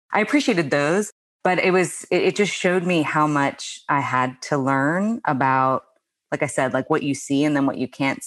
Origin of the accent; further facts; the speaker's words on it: United States; moved away as an adult; also born or lived in Australia; the US, where is my home country